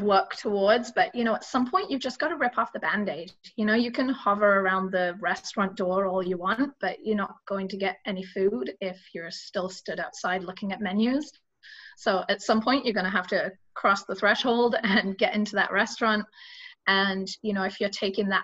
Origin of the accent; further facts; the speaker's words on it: England, United Kingdom; I'm English